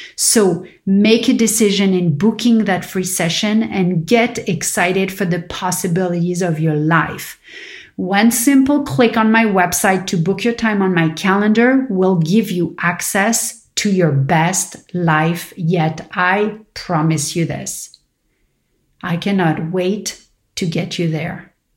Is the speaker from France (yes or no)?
yes; Paris, Île-de-France, France; moved away; growing up in Paris with my father who was diabetic.